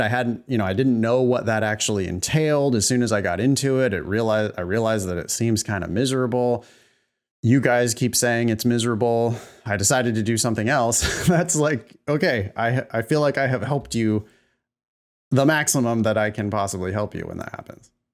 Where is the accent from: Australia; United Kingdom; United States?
United States; California; growing up in California